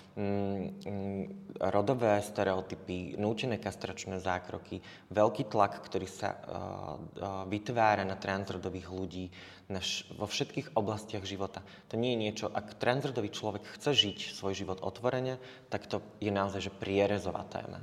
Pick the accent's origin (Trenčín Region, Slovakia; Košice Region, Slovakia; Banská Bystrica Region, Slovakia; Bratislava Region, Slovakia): Košice Region, Slovakia; Spišská Nová Ves; moved away as an adult; also born or lived in Germany; now in Košice, Slovakia; ja pochádzam zo Spišskej Novej Vsi